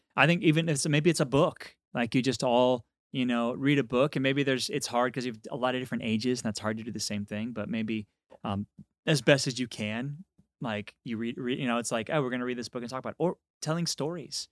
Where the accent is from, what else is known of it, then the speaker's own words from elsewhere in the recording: Texas, United States; I'm from Texas